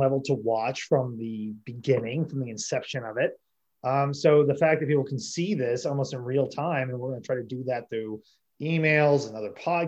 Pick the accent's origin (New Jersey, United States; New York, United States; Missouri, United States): Missouri, United States; Webster County; also born or lived in Springfield, Missouri; I'm from the Southwest part of the state. I was from Webster County, which is just due east of Springfield